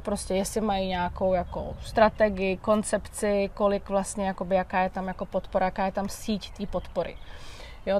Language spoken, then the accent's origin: Czech; Czechia; u nás v Čechách